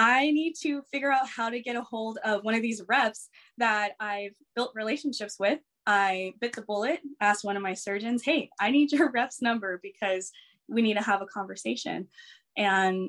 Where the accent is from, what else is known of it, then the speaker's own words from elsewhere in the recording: Lake Elsinore, California, United States; also born or lived in Torrance, California; I grew up I was born in Torrance, California, moved to Lake Elsinore. So like Riverside area. So I've pretty much been in the same area in Southern California for a while.